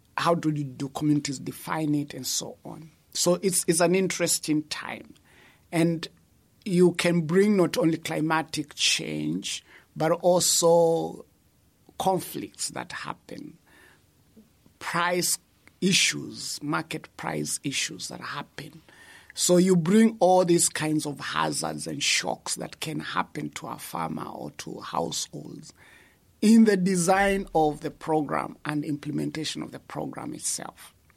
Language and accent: English; Kenya; moved away as an adult; also born or lived in Netherlands; now in Uganda; I'm originally from Kenya